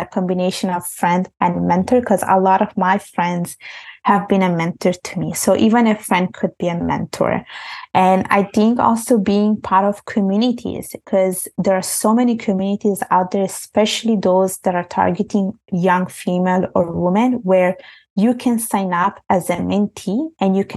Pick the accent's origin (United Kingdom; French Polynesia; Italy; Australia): Italy; moved away; when I was growing up in Italy, basically, I was brought up in Italy. I was born there, and my parents are from Bangladesh